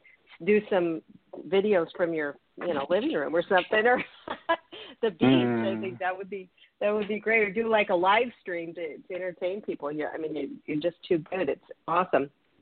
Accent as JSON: {"language": "English", "town": "Seattle", "region": "Washington", "country": "United States", "said": "I'm from the Seattle area"}